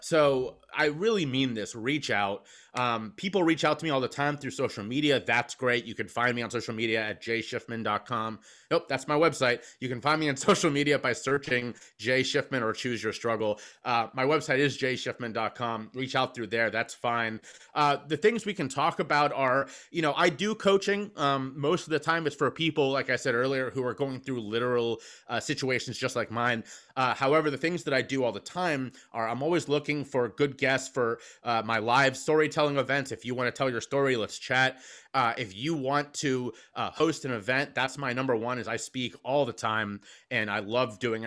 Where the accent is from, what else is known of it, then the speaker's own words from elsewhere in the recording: Cincinnati, Ohio, United States; moved away as an adult; also born or lived in Charleston, South Carolina; now in Philadelphia, United States; I was born and raised in Cincinnati.